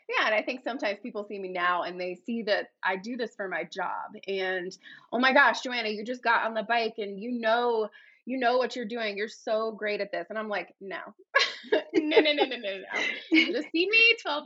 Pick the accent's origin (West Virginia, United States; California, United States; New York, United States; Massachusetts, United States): West Virginia, United States; moved away as an adult; now in Sedona, United States; I'm originally from West Virginia